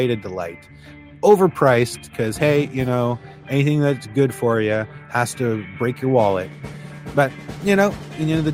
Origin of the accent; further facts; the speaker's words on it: just outside of Toronto, Ontario, Canada; now in Newfoundland, Canada; I was born just outside of Toronto many, many, many years ago. But now I'm over on the East Coast.